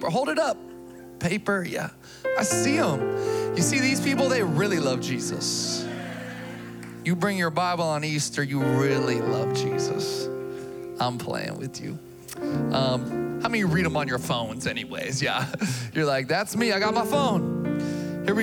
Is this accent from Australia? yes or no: no; Philippines; Uh, I'm Filipino.